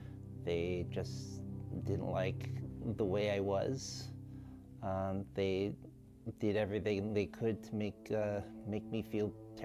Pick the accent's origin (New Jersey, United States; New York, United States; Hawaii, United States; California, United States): Hawaii, United States; Ewa Beach; I am 29 years old and I am from Ewa Beach, Hawaii.